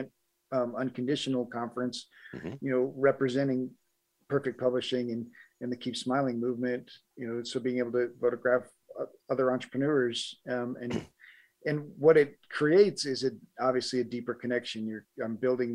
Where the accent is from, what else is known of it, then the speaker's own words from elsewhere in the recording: Colorado, United States; also born or lived in Milwaukee, Wisconsin / Denver, Colorado; I was born in Milwaukee, Wisconsin, but my dad moved to Colorado when I was little, and so grew up in Southern Colorado